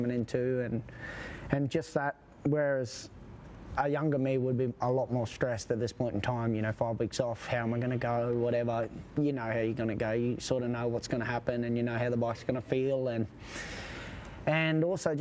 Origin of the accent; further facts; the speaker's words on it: Australia; I was referred to as an Australian veteran at 28